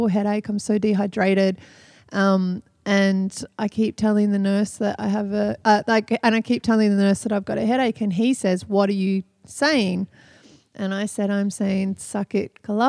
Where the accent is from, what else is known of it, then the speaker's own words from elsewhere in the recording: Australia; moved away as an adult; now in Cirebon, Indonesia; from Australia.